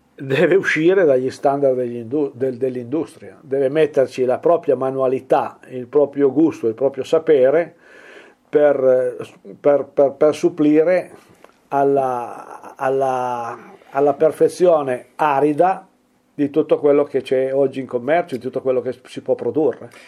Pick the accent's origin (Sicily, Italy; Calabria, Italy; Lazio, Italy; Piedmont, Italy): Piedmont, Italy; also born or lived in Mombello di Torino (father's village); queste appartengono al nostro dialetto